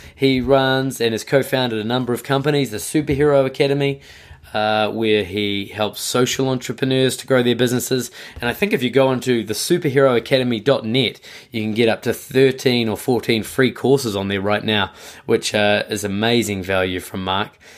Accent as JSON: {"language": "English", "country": "New Zealand", "moved": "yes", "lives_now": "Tokyo, Japan", "said": "I am based and live in Tokyo, uh, but I'm originally from New Zealand"}